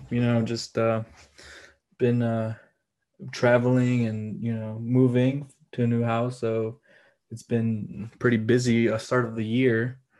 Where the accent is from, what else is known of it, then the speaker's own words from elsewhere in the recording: Delavan, Wisconsin, United States; moved away as an adult; now in Chicago, United States; in third grade, my family moved to Wisconsin to a town called Delvin. It's like southeastern, small town, a total like cultural shock when I moved. And I lived there like throughout up to like high school.